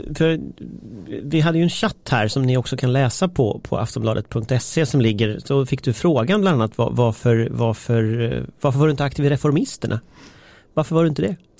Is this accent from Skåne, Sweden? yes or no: no; Gothenburg, Västra Götaland, Sweden; jag är ändå från Göteborg